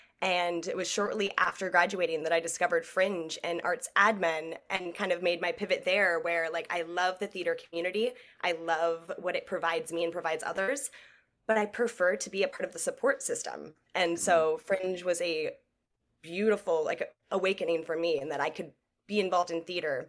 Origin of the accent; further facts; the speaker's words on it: Port Orchard, Washington, United States; moved away as an adult; now in Los Angeles, United States; Yeah, I'm from Port Orchard, Washington, a tiny little town no one would know unless you were from Washington.